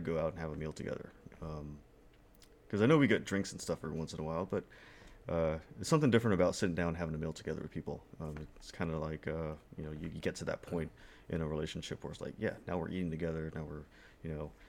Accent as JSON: {"language": "English", "country": "Guam", "tie": "born or raised there", "said": "I was raised that way in Guam"}